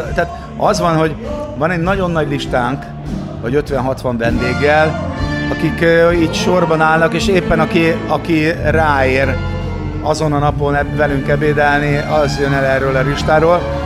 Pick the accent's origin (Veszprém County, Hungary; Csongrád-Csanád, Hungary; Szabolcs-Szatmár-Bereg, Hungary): Csongrád-Csanád, Hungary; Szeged; Szegedi vagyok